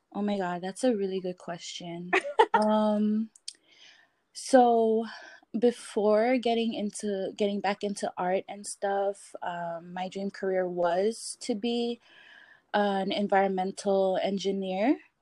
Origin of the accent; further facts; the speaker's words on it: Palau; moved away as an adult; also born or lived in Pohnpei; now in San Francisco, United States; I grew up in Palau